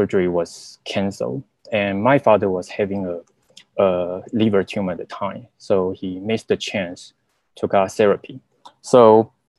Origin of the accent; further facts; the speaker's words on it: Taiwan; moved away as an adult; now in United States; So I was from Taiwan, and during the college, I majored in zoology